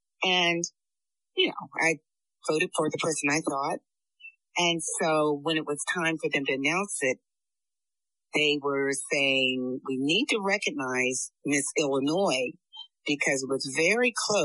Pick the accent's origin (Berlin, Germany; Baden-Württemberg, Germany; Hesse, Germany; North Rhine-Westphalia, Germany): Hesse, Germany; Frankfurt; also born or lived in Italy; Well, I'm an Army brat. I like to get that out the way first. I grew up in Germany, Frankfurt, Darmstadt.